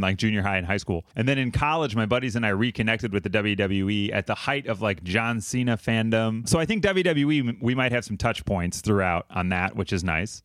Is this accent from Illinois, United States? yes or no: yes; Mount Prospect, Illinois, United States; also born or lived in Chicago; I grew up in Mount Prospect, northwest suburbs here.